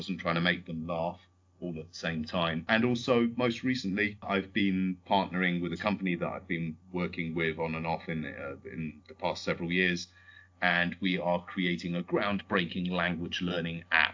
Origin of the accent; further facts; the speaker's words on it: United Kingdom; also born or lived in Canada; I'm British, but I'm also Canadian, although you can't really tell from my accent, because my mum grew up in Canada.